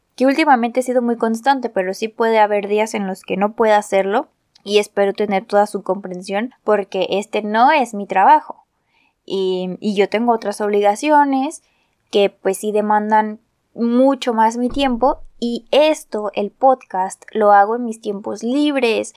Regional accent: Guadalajara, Jalisco, Mexico; yo soy de México, específicamente de Guadalajara, Jalisco

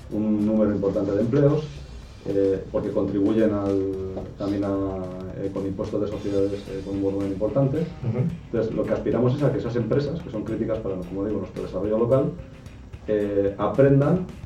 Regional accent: Erandio, Basque Country, Spain; yo soy de Randio, que es un pueblo que está justo al lado de Bilbao.

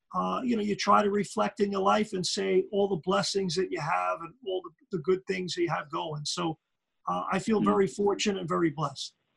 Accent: New York City, New York, United States; accent: Brooklyn; moved away; growing up in Brooklyn at that time, in New York was a rough place

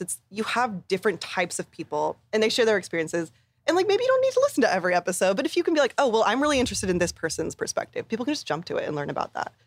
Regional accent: Bay Area, California, United States; growing up in the Bay Area

